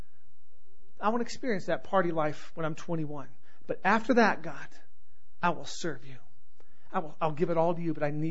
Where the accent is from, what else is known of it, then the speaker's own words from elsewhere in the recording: United States; before I'm an American, I'm a Christian